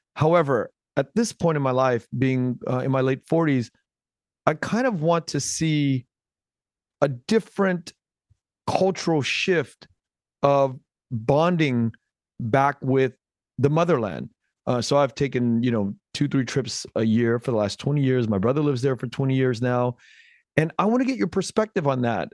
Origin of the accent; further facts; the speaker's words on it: United States; an American born kid, uh, with Vietnamese roots to my, to my mother, to my motherland